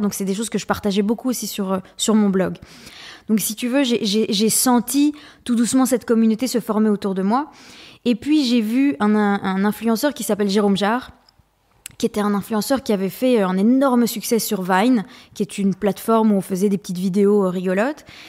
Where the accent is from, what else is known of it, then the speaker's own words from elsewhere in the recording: Belgium; j'ai fait euh, l'équivalent de l'HEC euh, mais en Belgique. Je suis belge